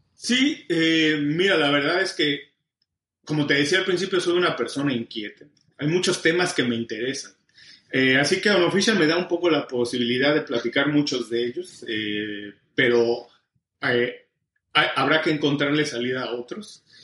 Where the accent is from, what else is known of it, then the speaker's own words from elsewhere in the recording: Mexico; moved away as an adult; also born or lived in Mexico City; now in Miami, United States; soy mexicano, tengo 12 años viviendo en Miami